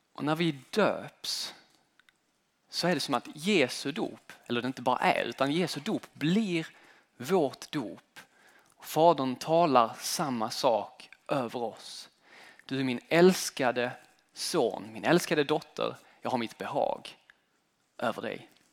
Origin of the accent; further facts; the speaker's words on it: Sweden; moved away as an adult; also born or lived in United States; Det land som jag har växt upp i, den svenska kulturen.